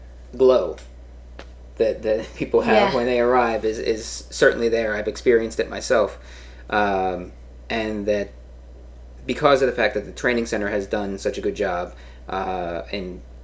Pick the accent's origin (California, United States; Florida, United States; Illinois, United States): Illinois, United States; Chicago; I'm from Chicago